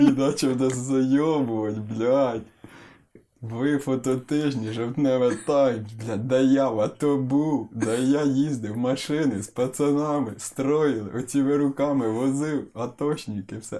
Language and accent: Ukrainian; Ukraine; now in Kyiv, Ukraine; народився я в селі